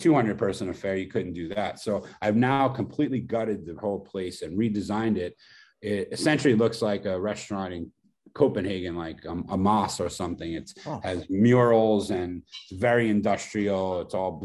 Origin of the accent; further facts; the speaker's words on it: New York City, New York, United States; it's my hometown, Brooklyn